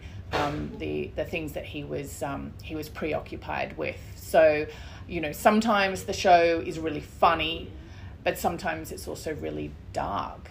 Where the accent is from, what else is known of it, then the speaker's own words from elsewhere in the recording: Brisbane, Queensland, Australia; Brisbane is my hometown, really.